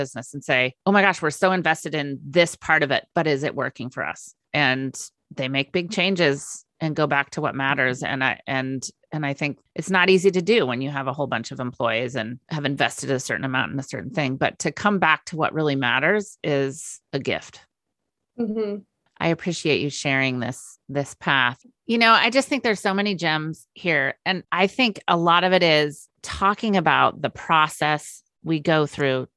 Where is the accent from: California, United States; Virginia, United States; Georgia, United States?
California, United States; Northern; moved away as an adult; also born or lived in Minnesota; now in Vashon Island, United States; I grew up in Northern California